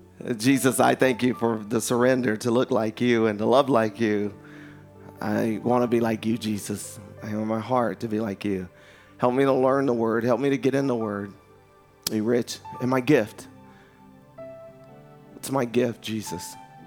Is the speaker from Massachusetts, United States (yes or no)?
no; Philadelphia, Pennsylvania, United States; I'm from Philly.